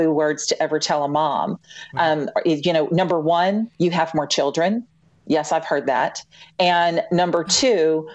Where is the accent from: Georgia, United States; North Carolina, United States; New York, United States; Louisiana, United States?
Louisiana, United States; moved away as an adult; also born or lived in Memphis; I'm originally from Louisiana